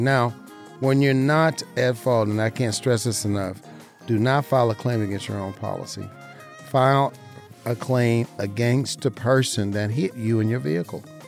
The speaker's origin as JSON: {"language": "English", "region": "Southern Nevada", "country": "United States", "tie": "born or raised there", "said": "I am an insurance broker right here in Southern Nevada, born and raised, my hometown, my beautiful city"}